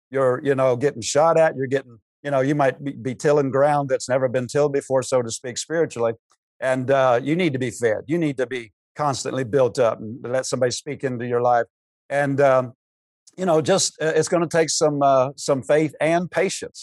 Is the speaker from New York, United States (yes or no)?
no; Pennsylvania, United States; moved away as an adult; now in Cedar Rapids, United States; I grew up in Pennsylvania